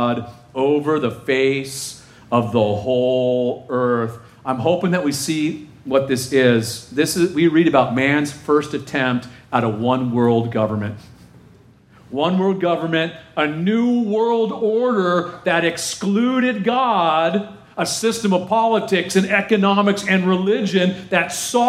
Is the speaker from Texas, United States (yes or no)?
yes; Texas, United States; I'm from Texas.